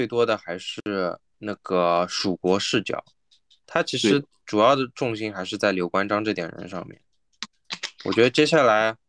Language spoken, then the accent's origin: Chinese; China; 他像现在这座里面的怪，其实大部分我们我们作为中国人我们都不不认识，对吧？